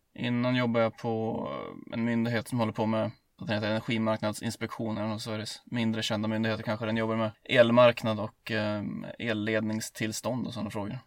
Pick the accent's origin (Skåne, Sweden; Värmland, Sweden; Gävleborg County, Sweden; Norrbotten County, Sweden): Gävleborg County, Sweden; Hälsingland; hemma i Hälsingland